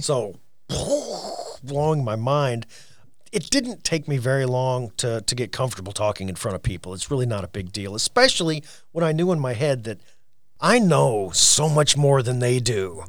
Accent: Orrick, Missouri, United States; I'm from Oric, Missouri. That's O R R I C K.

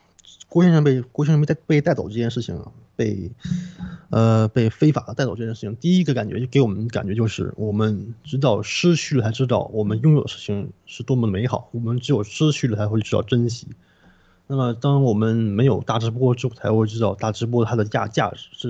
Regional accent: Canada; 但是其实对于我们加拿大人来说，那点寒冷其实算不上什么。

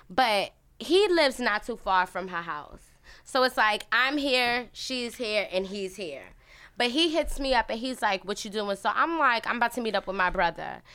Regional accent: New York City, New York, United States; I was born in Brooklyn

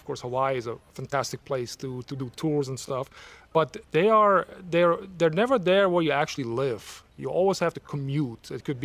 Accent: Switzerland; also born or lived in Savannah, Georgia / Washington, District of Columbia, United States; now in United States; When I grew up in Switzerland, which is a very small country, it's only 200 miles across.

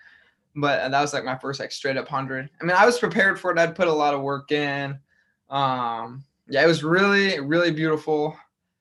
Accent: Grand Island, Nebraska, United States; moved away as an adult; now in Iowa, United States; my hometown, Grand Island.

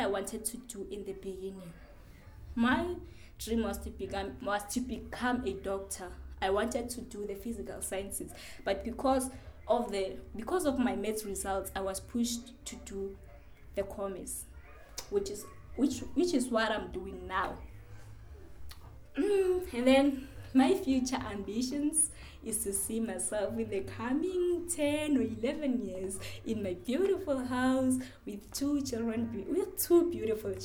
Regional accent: Hobokwane, Valkraal A, Mpumalanga, South Africa; also born or lived in Ramawanga, Limpopo; from Hobokwane, Valkraal

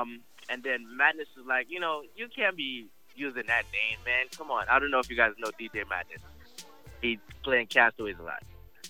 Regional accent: Newark, New Jersey, United States; Born and raised in Newark, New Jersey. Mm-hmm. Representing the country of Guyana, 592 to the fullest, baby.

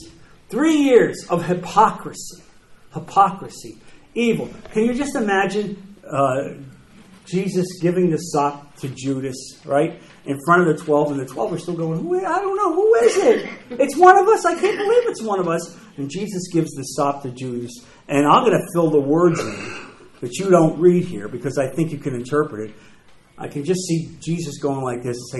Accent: New Jersey, United States; moved away; I'm from New Jersey.

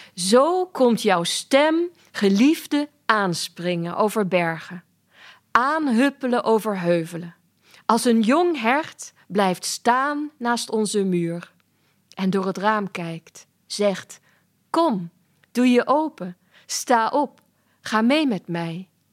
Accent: Germany; moved away; ik ben in Duitsland opgegroeid en ik schrijf ook soms in het Duits

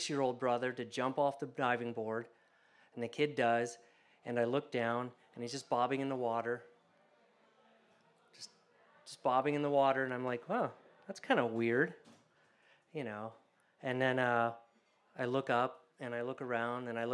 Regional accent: Columbus, Ohio, United States; I grew up in Columbus, Ohio

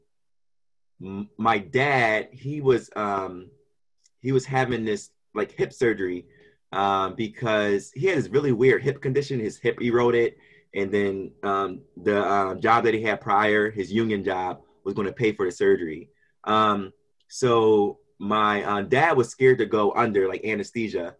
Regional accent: Philadelphia, Pennsylvania, United States; I'm from Kensington, Philadelphia, and I grew up there with my seven siblings

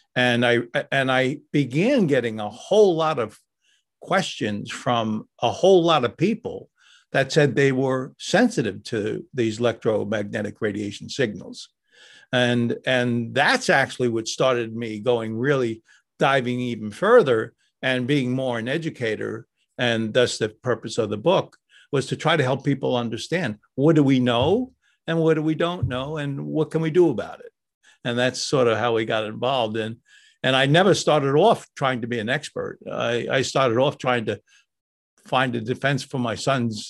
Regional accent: New York, United States; I grew up in New York

